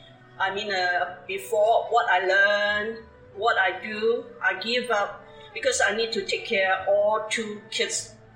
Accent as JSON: {"language": "English", "country": "Hong Kong", "also_born_or_lived": "Scarborough, Toronto, Canada", "second_language": "English", "moved": "as an adult", "lives_now": "Canada", "said": "I come from Hong Kong."}